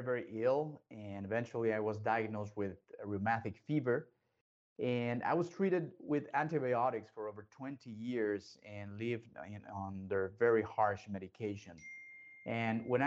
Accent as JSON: {"language": "English", "country": "Mexico", "tie": "born or raised there", "said": "I was raised and born in Mexico"}